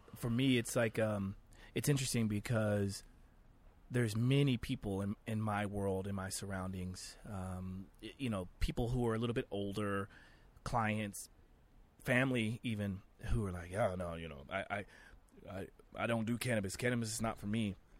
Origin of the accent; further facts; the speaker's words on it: Oklahoma, United States; I grew up very sheltered, very conservative life. I'm from Oklahoma.